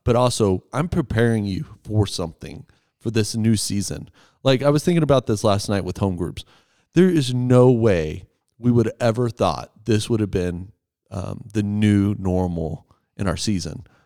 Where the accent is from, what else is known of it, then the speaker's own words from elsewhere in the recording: Texas, United States; now in Erie, United States; I'm from Texas, but have lived on the Front Range for quite a long time now